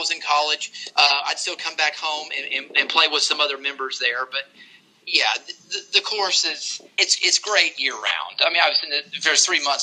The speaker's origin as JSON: {"language": "English", "town": "Augusta", "region": "Georgia", "country": "United States", "tie": "born or raised there", "said": "growing up in Augusta, watching the Masters all those years"}